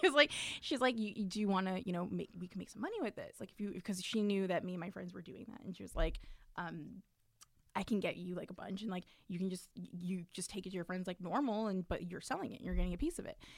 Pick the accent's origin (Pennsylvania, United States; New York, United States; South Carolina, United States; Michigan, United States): New York, United States; New York City; me too, from Brooklyn